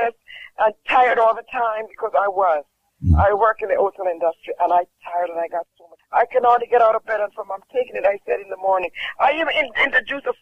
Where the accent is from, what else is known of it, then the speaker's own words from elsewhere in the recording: Jamaica; I'm from Jamaica.